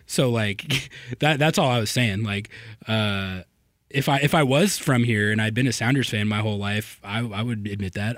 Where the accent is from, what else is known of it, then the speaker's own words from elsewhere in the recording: Santa Fe, New Mexico, United States; now in Seattle, United States; I'm from Santa Fe, New Mexico